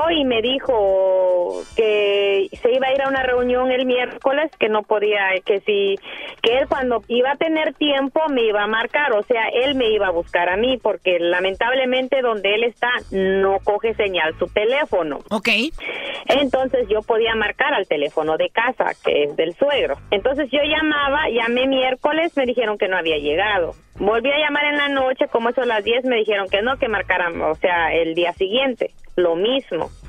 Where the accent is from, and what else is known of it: Guatemala; moved away